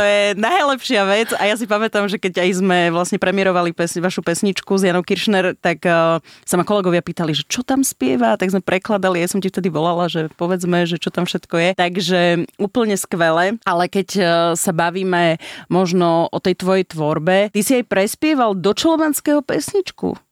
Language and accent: Slovak; eastern Slovakia, Slovakia; now in Bratislava, Slovakia; som z východu a že som Rusinka